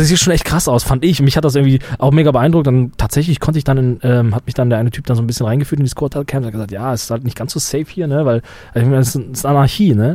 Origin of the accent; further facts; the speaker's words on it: Germany; uns als, als Deutsche